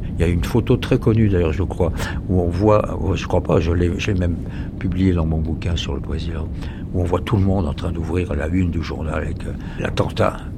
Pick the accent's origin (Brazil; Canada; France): France; accent: French; mon accent français